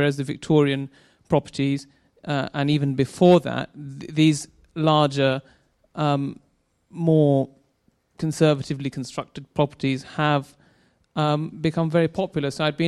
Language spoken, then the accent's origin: English; London, United Kingdom; I'm originally and was born and brought up in Stratford, and I still do live there now.